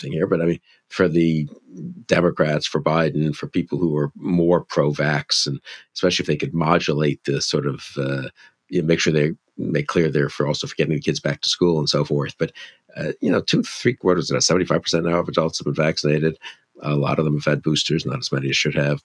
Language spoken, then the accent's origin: English; New York, United States; Being Jewish, growing up in New York, where there were many Holocaust survivors